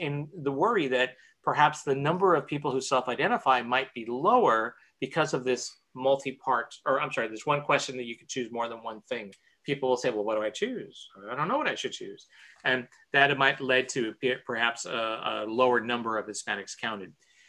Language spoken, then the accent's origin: English; California, United States; as a Californian, I had never heard that until I came to New York. And yeah. I worked in New York for a summer.